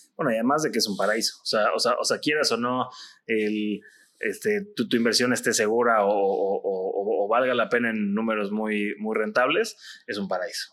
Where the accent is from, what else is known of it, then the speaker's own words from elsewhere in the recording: Mexico; como mexicanos